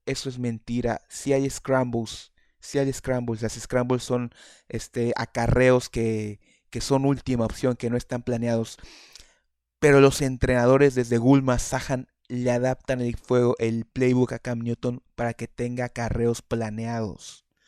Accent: Mexico; Yo, yo soy, somos mexicanos

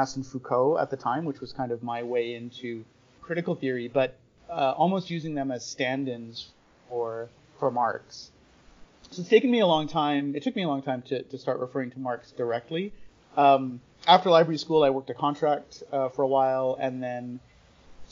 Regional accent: Winnipeg, Manitoba, Canada; I grew up in Winnipeg, and I went to University of Manitoba

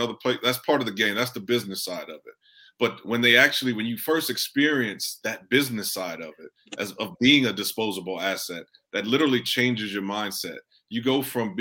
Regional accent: Houston, Texas, United States; We're from the Fifth Ward of Houston

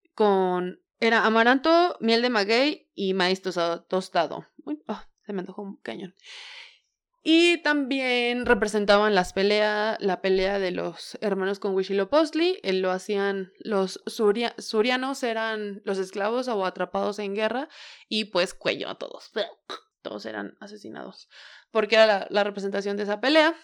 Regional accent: Tula de Allende, Hidalgo, Mexico; born or raised there

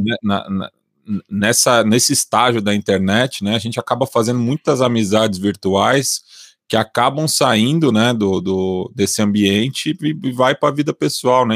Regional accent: São Paulo, Brazil; sou da Zona Oeste de São Paulo, nascido e criado aqui.

